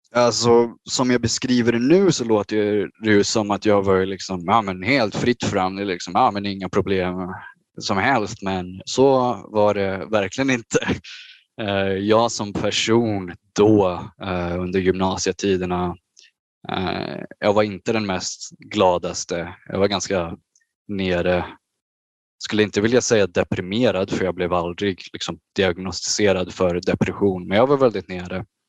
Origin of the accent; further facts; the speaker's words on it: Bro, Stockholm County, Sweden; moved away as an adult; now in Japan; Det, det var mycket dataspel och tv-spel under min barndom i Bro